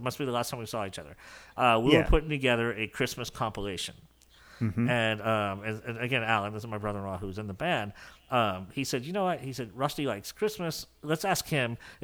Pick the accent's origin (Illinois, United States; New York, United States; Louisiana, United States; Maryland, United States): Louisiana, United States; New Orleans; I'm from New Orleans